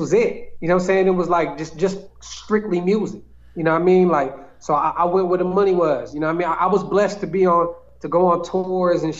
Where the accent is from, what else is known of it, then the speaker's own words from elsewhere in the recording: Sacramento, California, United States; now in Dallas, United States; born and raised in Sacramento, California